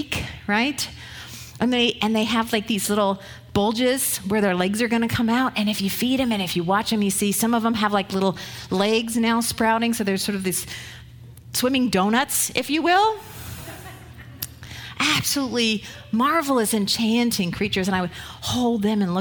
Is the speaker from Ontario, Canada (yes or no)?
yes; Ottawa, Ontario, Canada; I grew up in Ottawa, where the Ottawa River ran through